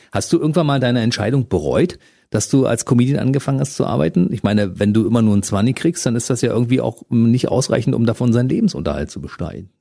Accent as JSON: {"language": "German", "region": "Berlin", "country": "Germany", "said": "Ich als Ostberliner weiß, wovon ich da rede. Bei uns war es ja damals wirklich sehr grau"}